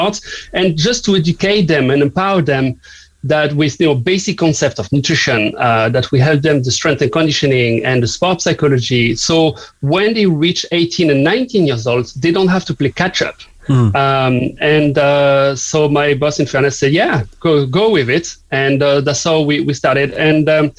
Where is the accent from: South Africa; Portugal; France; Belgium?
France; southern France; English is a second language; now in Cork, Ireland; as you may guess from my accent, I'm not from here, from Cork. I'm from the south of France